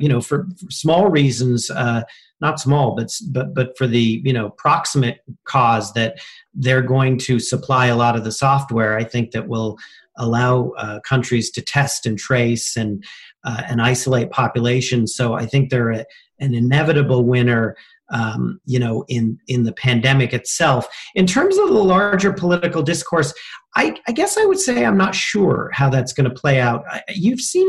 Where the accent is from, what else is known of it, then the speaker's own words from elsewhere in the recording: United States; now in London, United Kingdom; an American citizen and a patriot